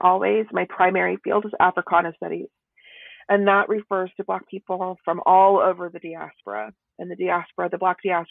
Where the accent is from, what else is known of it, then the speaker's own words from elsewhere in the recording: Kansas, United States; I was born in Kansas, so a very different place, not Southern at all, very plains. And I was raised in the Midwest